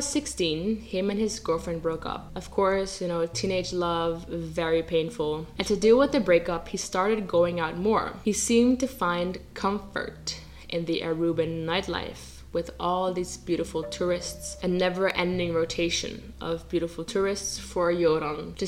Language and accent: English; Netherlands; I grew up in the Netherlands, I speak Dutch